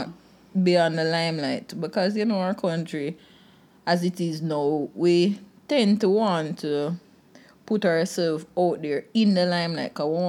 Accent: Jamaica; Just as a Jamaican in there

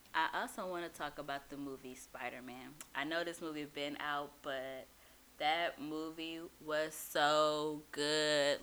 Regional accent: Houston, Texas, United States; I'm from Houston, so but my family's from Louisiana, but I'm from Houston

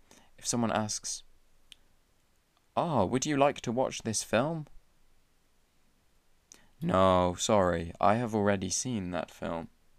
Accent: England, United Kingdom; I am from England, I'm from Great Britain, I live in a town called Shrewsbury

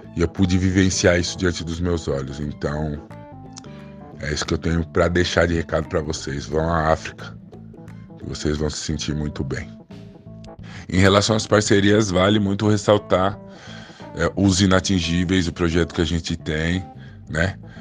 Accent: São Paulo, Brazil; also born or lived in Caieiras; sou apenas nascido em Caeiras, mas sou cria do Jaraguá, morei toda a vida aqui. No Jaraguá é um bairro que eu gosto bastante, né? Fica aqui na noroeste de São Paulo

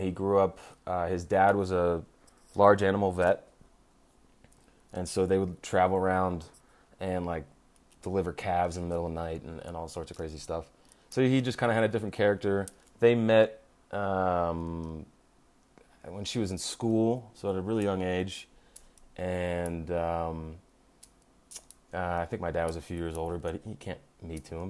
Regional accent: Philadelphia, Pennsylvania, United States; I was born in Philadelphia, grew up in the suburbs

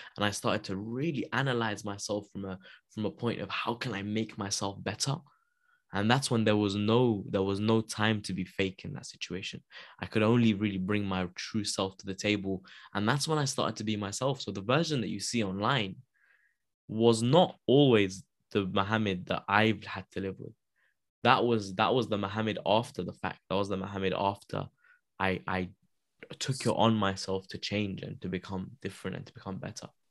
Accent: London, United Kingdom; also born or lived in Wembley; I grew up in Wilsden. So I grew up in Wilsden.

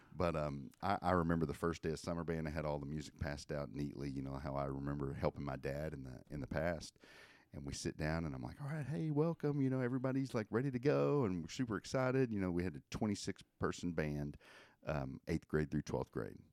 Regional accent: Benton, Arkansas, United States; I grew up in, uh, Benton, Arkansas, where I went to Benton High School

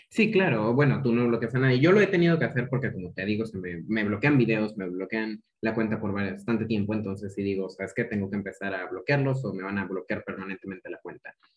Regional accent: Chiapas, Mexico; Yo soy chiapaneco

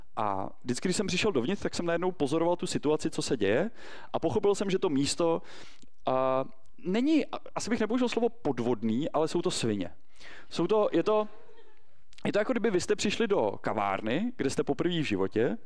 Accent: Prague, Czechia; my skutečně v Praze žijeme, nejsme úplně z centra, já jsem z Prahy 5, ale do školy jsem chodil na uhelný trh

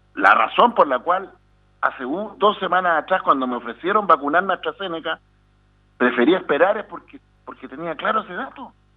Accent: Chile

